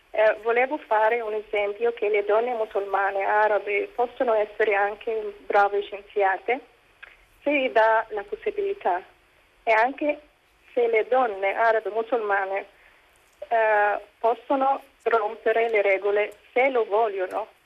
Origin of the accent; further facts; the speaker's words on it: Egypt; sono egiziana, musulmana e scienziata nel discorso di TEDx